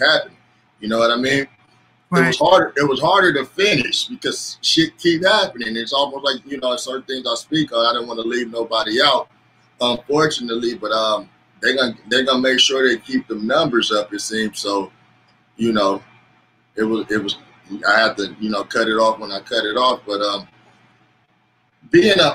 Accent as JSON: {"language": "English", "town": "Los Angeles", "region": "California", "country": "United States", "moved": "as an adult", "lives_now": "Bakersfield, United States", "said": "I'm from Los Angeles, but I live about 2 hours out in Central California"}